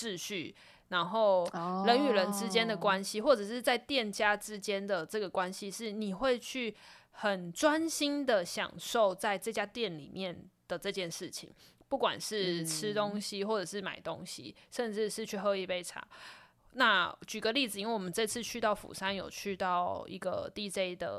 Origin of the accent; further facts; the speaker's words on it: Taiwan; 然后因为我们是来自 We Come From Taiwan 嘛，所以我们就点了一首就是